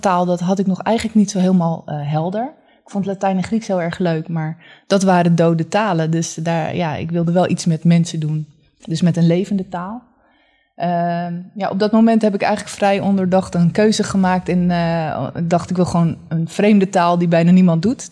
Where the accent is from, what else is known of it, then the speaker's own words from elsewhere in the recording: Haarlem, North Holland, Netherlands; also born or lived in Leiden; ben geboren en getogen in Haarlem